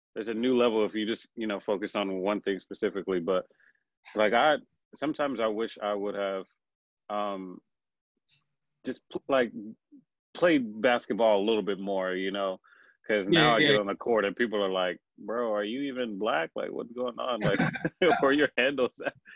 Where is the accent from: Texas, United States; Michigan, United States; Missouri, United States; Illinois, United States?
Texas, United States; Houston; born and raised in Houston, Texas